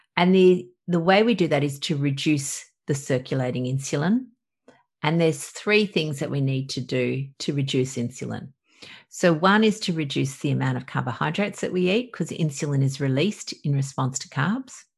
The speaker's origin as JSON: {"language": "English", "country": "Australia", "said": "obviously from my accent i'm from australia"}